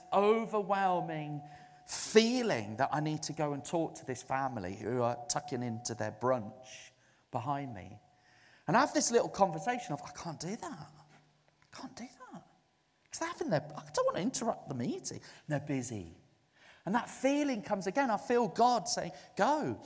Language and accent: English; Zululand, KwaZulu-Natal, South Africa; now in United Kingdom; I was brought up in Zululand in South Africa.